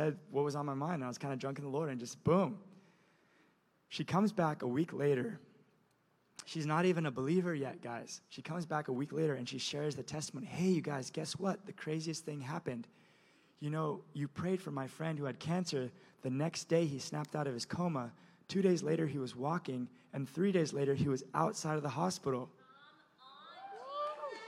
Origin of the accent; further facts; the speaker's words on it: Indonesia; moved away; I'm from Indonesia, by the way, you guys. I grew up on an island culture where you honor the older person